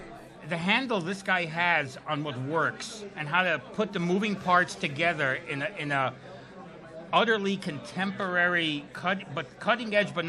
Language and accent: English; New York City, New York, United States; I'm from Borough Park.